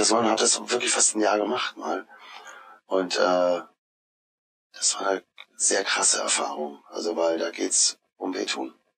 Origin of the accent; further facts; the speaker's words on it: Odenwald area, southern Hesse, Germany; accent: South Hessian; also born or lived in Marburg, Hesse (birthplace); kam ich gleich mit ein, zwei Jahren runter in die Odenwaldecke